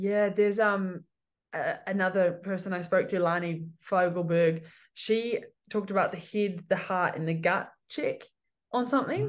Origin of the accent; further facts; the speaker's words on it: Cambridge, Waikato, New Zealand; also born or lived in Hamilton; I'm from Cambridge, Waikato